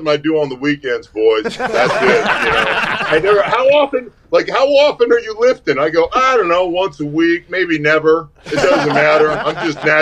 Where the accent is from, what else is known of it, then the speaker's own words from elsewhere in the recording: Alaska, United States; moved away; I'm from Alaska